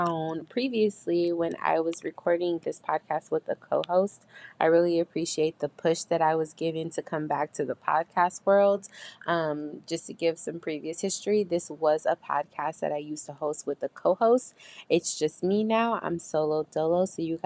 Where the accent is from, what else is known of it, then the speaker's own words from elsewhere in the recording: San Diego, California, United States; I'm a California native and I am from Southeast San Diego.